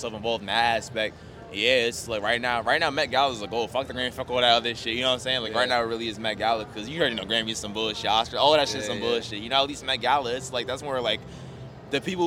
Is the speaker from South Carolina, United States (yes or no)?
no; Teaneck, New Jersey, United States; moved away as an adult; also born or lived in Brooklyn, New York; now in Atlanta, United States; I was born in Brooklyn and then I ended up moving out to Teaneck. Shout out to Teaneck, New Jersey.